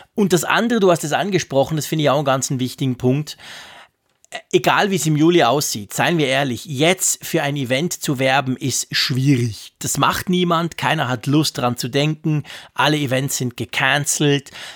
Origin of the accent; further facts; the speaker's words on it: Switzerland; ich bin ein Schweizer